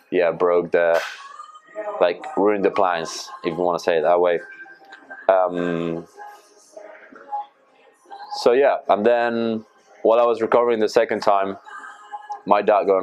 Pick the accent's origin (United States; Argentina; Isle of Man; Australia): Argentina; Uh, that's my, yeah, my team from Argentina.